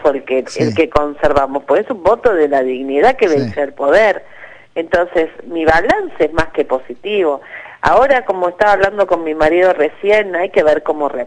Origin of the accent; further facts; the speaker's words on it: Buenos Aires, Argentina; soy de Matadero